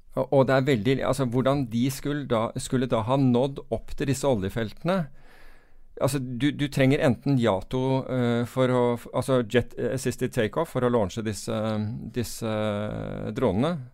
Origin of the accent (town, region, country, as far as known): United Kingdom; now in Norway